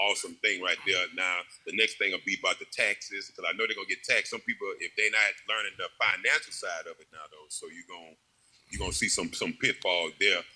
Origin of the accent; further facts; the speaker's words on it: Baton Rouge, Louisiana, United States; moved away as an adult; also born or lived in Green Bay; I wanted to always come back to Baton Rouge where I grew up